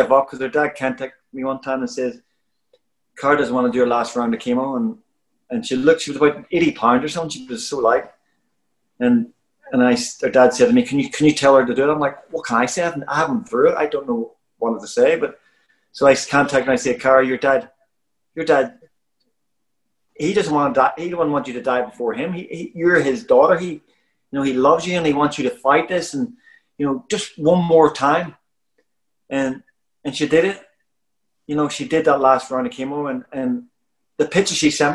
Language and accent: English; Belfast, Northern Ireland, United Kingdom; moved away; where I come from, I I was born in Shankill Road in Belfast